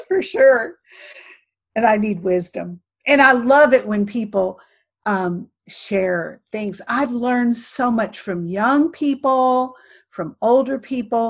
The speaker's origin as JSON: {"language": "English", "area": "right outside Chicago", "region": "Illinois", "country": "United States", "tie": "born or raised there", "moved": "yes", "said": "I grew up right outside Chicago"}